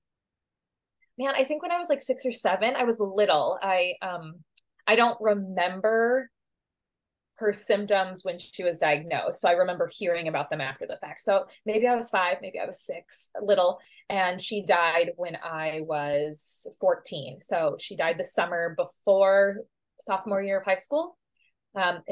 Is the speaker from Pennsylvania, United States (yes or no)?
no; St. Louis, Missouri, United States; moved away as an adult; also born or lived in Kansas City; now in St. Paul, United States; I grew up in St. Louis.